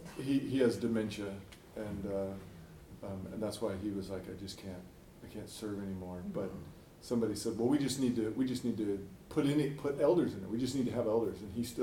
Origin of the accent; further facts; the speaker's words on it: Oregon, United States; Central Oregon.